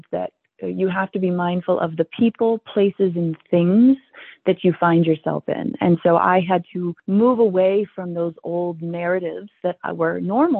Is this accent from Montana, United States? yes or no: yes; Billings, Montana, United States; I was born in Billings, Montana, and our ancestors homesteaded this valley